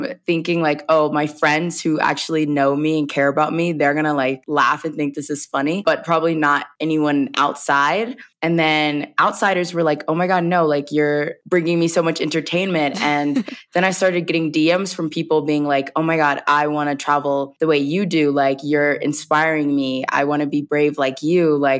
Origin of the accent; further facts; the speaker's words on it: the South, United States; And I come from the South. So everyone, it's like storytelling is really big in the South